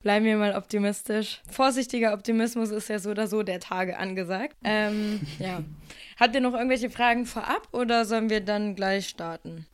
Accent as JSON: {"language": "German", "region": "Lower Saxony", "country": "Germany", "said": "ich komme lustigerweise auch aus Niedersachsen und hänge jetzt wegen der Corona-Situation auch gerade in Nordheim bei meinen Eltern rum"}